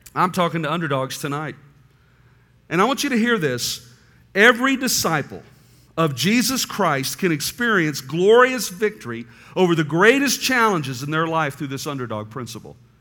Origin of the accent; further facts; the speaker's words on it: Tucson, Arizona, United States; moved away as an adult; now in Mobile, United States; I grew up in Tucson, Arizona, planted a church in Tucson, and then God, in his providence, moved my wife and children and I to Mobile, Alabama